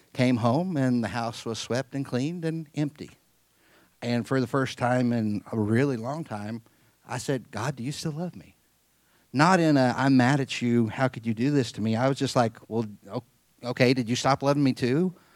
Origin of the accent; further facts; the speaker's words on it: Midwest, United States; I was raised in the Midwest, pretty normal kid for the most part